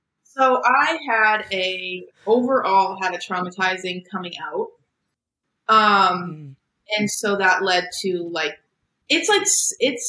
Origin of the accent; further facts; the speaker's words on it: Boston, Massachusetts, United States; I'm from Boston.